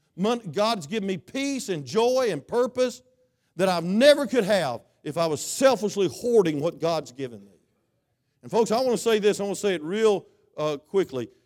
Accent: United States; I am American

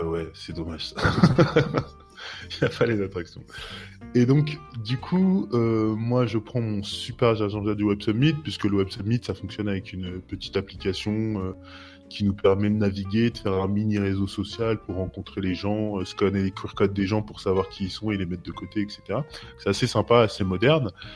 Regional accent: France; now in Portugal; je suis français, mais j'habite au Portugal, ça fait un petit bout de temps

